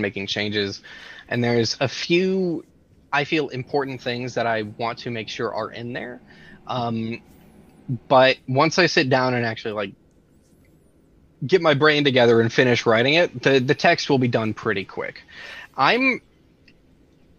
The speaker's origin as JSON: {"language": "English", "region": "Texas", "country": "United States", "said": "As a Texan"}